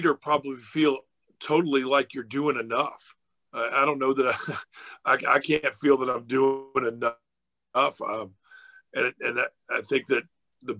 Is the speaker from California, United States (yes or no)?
no; Virginia, United States; moved away; also born or lived in Georgia; growing up in Virginia and having lived in Georgia